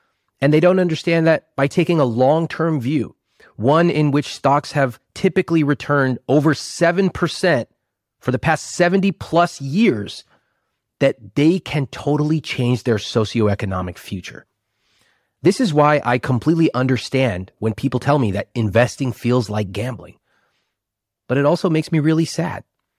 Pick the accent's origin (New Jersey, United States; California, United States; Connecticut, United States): California, United States; Sacramento; born or raised there